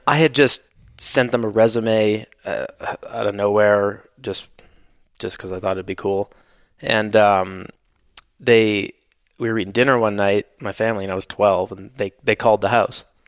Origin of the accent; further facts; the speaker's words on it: Canada; where I grew up in Canada